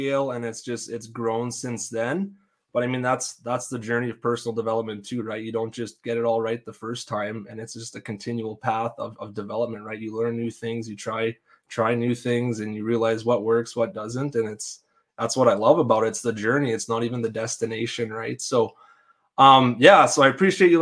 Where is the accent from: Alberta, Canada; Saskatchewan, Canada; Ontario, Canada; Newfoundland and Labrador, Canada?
Saskatchewan, Canada; Denzil; I grew up in a small town, very tight knit community. You know people from Devden, you know our town.